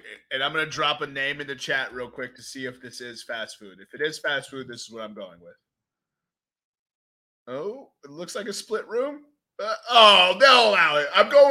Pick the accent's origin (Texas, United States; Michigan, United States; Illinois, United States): Texas, United States; born or raised there; moved away